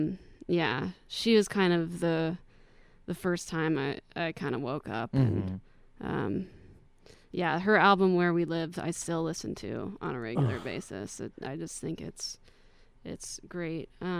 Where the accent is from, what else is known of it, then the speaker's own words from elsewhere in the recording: Spokane, Washington, United States; now in Boulder, United States; My parents live here. I went to Mount Spokane High School. I'm definitely from Spokane.